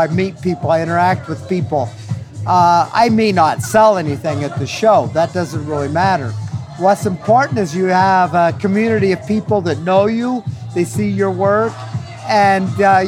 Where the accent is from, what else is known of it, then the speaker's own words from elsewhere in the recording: Grand Junction, Colorado, United States; I grew up near the Colorado National Monument in outside of Grand Junction, Colorado